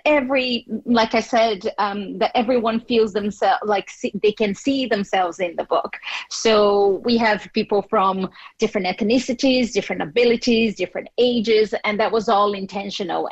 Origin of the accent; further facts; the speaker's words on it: Brazil; English is a second language; moved away as an adult; also born or lived in United States; now in Ireland; I am from Brazil